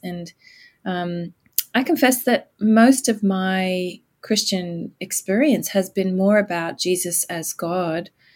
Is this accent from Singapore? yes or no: no; Australia; moved away as an adult; also born or lived in United States / United Kingdom; I grew up in Australia but um, left to go to university with my very new husband back in 1989